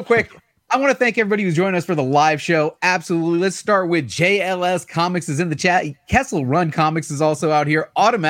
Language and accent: English; California, United States; I'm repping California.